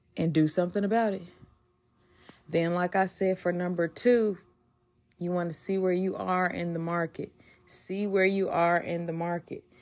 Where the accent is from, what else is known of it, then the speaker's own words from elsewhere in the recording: the South, United States; I'm from the South